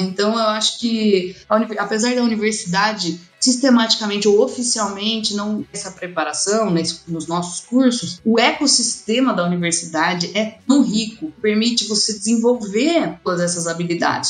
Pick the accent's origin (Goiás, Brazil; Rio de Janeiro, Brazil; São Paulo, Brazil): São Paulo, Brazil; Campinas; moved away as an adult; now in Lavras, Brazil; Porque eu sou de Campinas